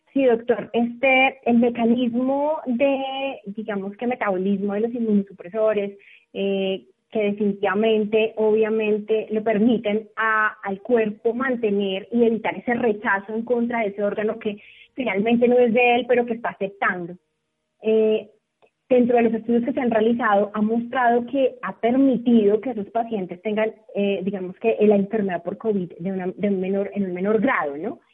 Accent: Colombia

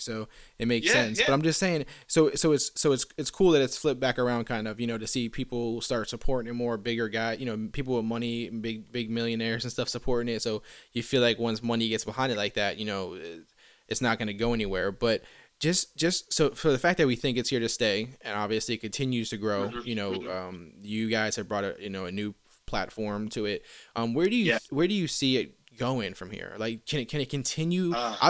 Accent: Port St. Lucie, Florida, United States; also born or lived in New York; now in West Palm Beach, United States; I pretty much lived in Port St. Lucie my whole. Okay, so I moved from New York when I was 3, lived there till I was about 18, and then moved to West Palm when I was like 19, 20, somewhere around there

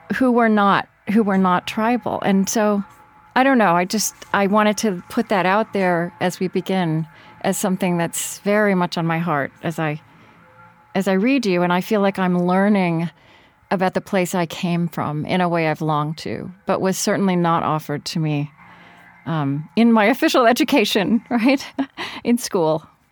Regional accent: Shawnee, Oklahoma, United States; moved away; I grew up in Shawnee

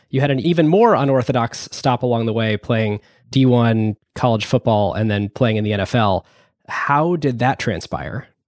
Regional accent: Cleveland, Akron area, Northeast Ohio, United States; now in Seattle, United States; I grew up in the Cleveland, Akron area in Northeast Ohio, too.

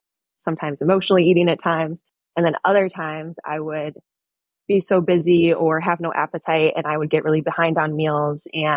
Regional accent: Michigan, United States; moved away as an adult; now in Chicago, United States; I'm originally from Michigan

